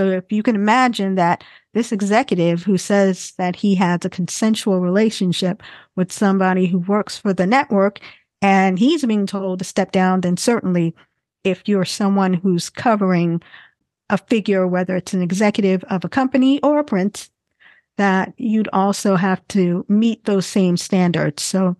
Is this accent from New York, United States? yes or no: yes; New York City, New York, United States; I'm from Brooklyn and the East Flatbush neighborhood